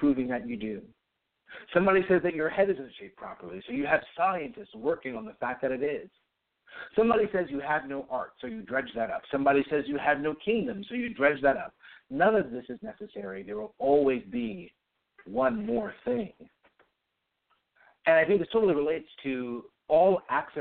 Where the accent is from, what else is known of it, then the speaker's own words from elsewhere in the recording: New York, United States; also born or lived in Massachusetts; I grew up in New York, went to school in Massachusetts